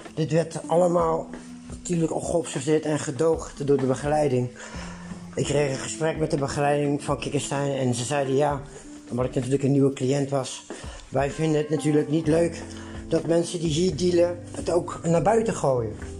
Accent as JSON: {"language": "Dutch", "country": "Netherlands", "said": "als Nederlander"}